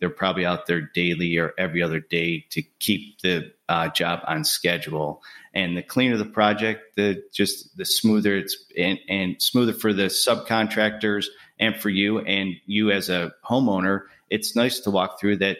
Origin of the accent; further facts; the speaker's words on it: Buffalo, New York, United States; moved away as an adult; now in Birmingham, United States; I'm originally from Buffalo, New York. I moved down here to Birmingham, Alabama in two thousand eight